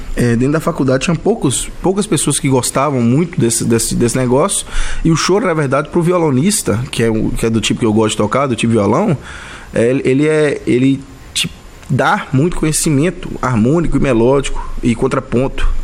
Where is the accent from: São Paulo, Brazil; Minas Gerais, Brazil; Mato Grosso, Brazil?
Minas Gerais, Brazil; near Teófilo Otoni; onde eu, eu nasci, eu sou mineiro, né, apesar de ser de uma região mais afastada do centrão ali, que é o Belo Horizonte, né? Um pouco afastado do Teofilo Otônio